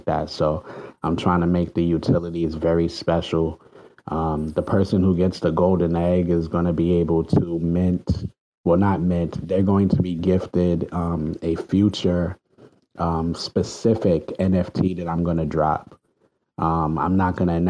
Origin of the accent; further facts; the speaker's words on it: New York City, New York, United States; I'm from the Bronx.